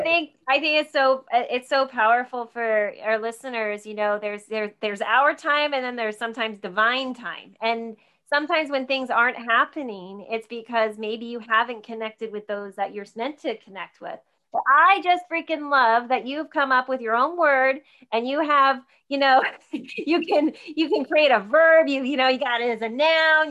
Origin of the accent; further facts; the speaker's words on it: New Jersey, United States; I grew up in New Jersey, so I grew up out an hour outside New York City